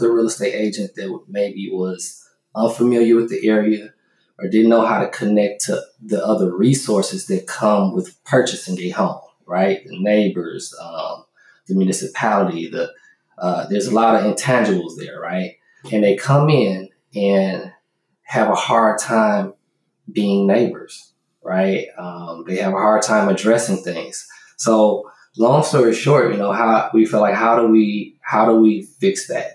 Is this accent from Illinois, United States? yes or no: yes; Chicago, Illinois, United States; now in Houston, United States; I was born here. I grew up in Chicago